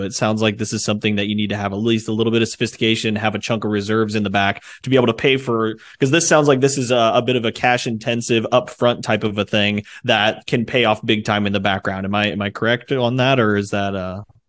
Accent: Indiana, United States; I'm from the Midwest, Indiana, and so it's nothing but farm ground out there. And so, um, but I'm in Fort Wayne, Indiana area.

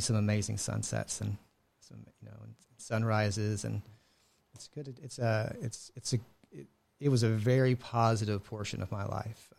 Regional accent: Houston, Texas, United States; moved away as an adult; also born or lived in Buffalo, Texas; now in Washington, United States; grew up in an Houston area

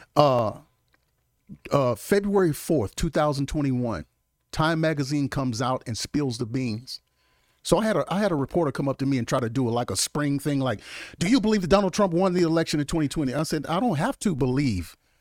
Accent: Mississippi, United States; I grew up in the South

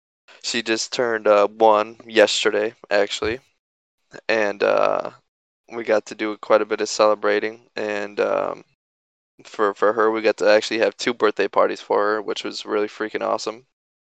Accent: Knoxville, Tennessee, United States; born there; also born or lived in Illinois; So, like I said … I was born in Knoxville, Tennessee, and shortly after we moved to Illinois. And then we moved around a lot as a kid.

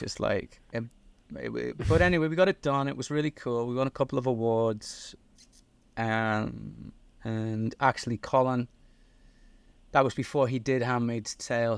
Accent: Liverpool, North West England, United Kingdom; now in United States; I got an accent. I'm originally from Liverpool in the north of England.

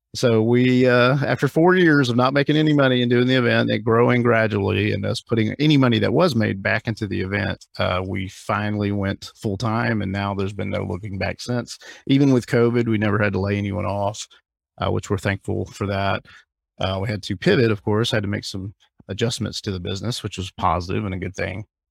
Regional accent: Alabama, United States; moved away as an adult; also born or lived in Hawaii / Orlando; now in Fort Lauderdale, United States; I grew up in Alabama, I grew up in the South

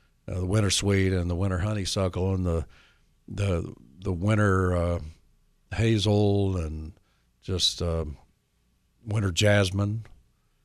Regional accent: north of Nashville, Tennessee, United States; in Red Oak, north of Nashville, my hometown

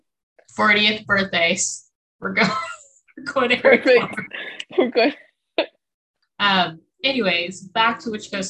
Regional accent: California, United States; moved away; I was born in California.

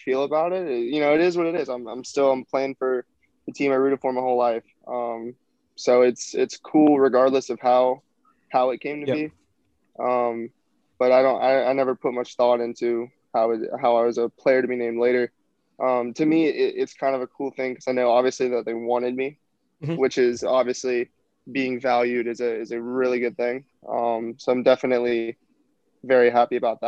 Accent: Florida, United States; I'm from Florida

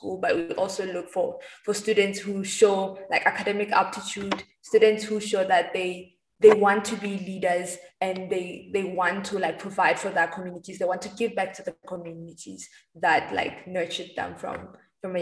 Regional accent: Botswana; I grew up in Botswana, and the first time I left the country was in 2018

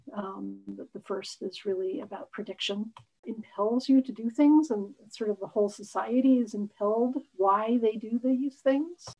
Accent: Los Angeles, California, United States; growing up in Los Angeles that I loved where I lived

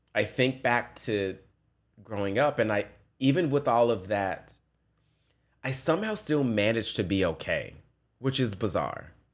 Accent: Memphis, Tennessee, United States; I grew up in Memphis, I grew up in the ghetto, in the projects

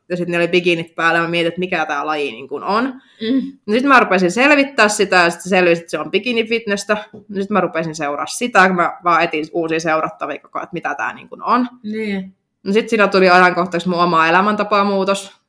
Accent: Oulu, North Ostrobothnia, Finland; mä oon syntynyt Oulussa

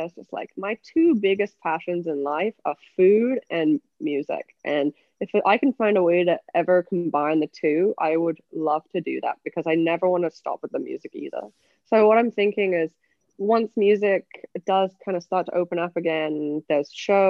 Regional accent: England, United Kingdom; accent: English; also born or lived in Canada / Switzerland; now in United States; My accent's from England, and I spent most of my life in the US and Canada, and also did a stint, a 5-year stint in Switzerland, where I went to an English international school. So that accent's a bit all over the place.

